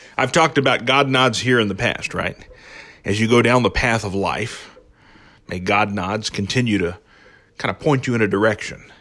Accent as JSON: {"language": "English", "town": "Belpre", "region": "Ohio", "country": "United States", "tie": "born or raised there", "said": "I grew up, you know, as you know, in southeastern Ohio, I grew up in Belpre"}